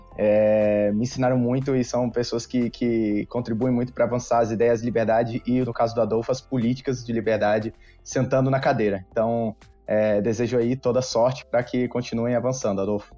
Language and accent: Portuguese; Rio de Janeiro, Brazil; also born or lived in Brasília; now in São Paulo, Brazil; Eu sou do Rio de Janeiro, apesar de ter morado muito tempo em Brasília e hoje está em São Paulo, fazendo parte do, do IFL São Paulo eu nasci no Rio de Janeiro